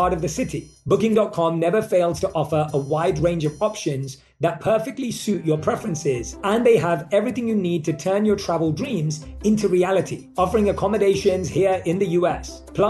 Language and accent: English; United Kingdom; accent: British; Yeah, I'm really happy when I get reminded that I still have my British accent.